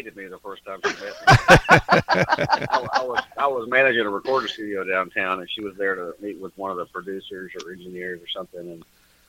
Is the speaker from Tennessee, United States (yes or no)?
yes; Hendersonville, Tennessee, United States; For me, I'm from Nashville.